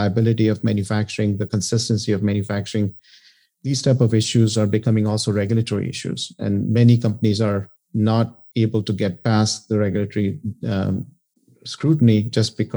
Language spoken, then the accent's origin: English; India; moved away as an adult; now in United States; I came to the U.S. In 1987 after getting a bachelor's in chemical engineering in India